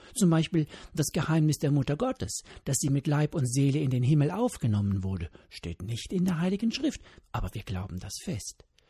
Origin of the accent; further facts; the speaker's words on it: Germany; hier bei uns in Deutschland